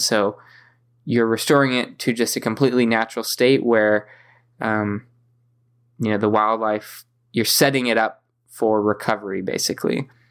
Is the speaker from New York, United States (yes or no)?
no; San Diego, California, United States; growing up in San Diego